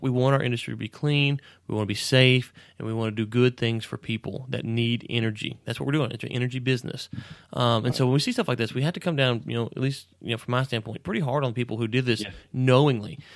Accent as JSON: {"language": "English", "region": "Texas", "country": "United States"}